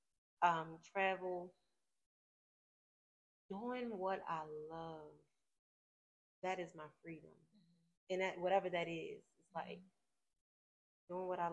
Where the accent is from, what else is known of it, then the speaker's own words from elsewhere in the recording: Baltimore, Maryland, United States; I'm from Baltimore City.